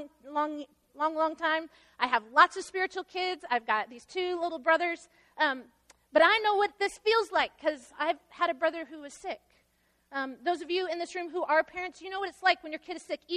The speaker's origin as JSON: {"language": "English", "region": "Central Illinois", "country": "United States", "tie": "born or raised there", "also_born_or_lived": "Ohio / Joplin, Missouri", "moved": "as an adult", "said": "I grew up in Central Illinois"}